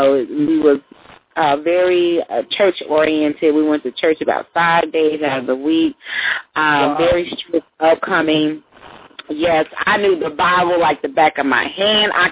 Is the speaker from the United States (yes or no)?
yes; Fort Worth, Texas, United States; Outside of Dallas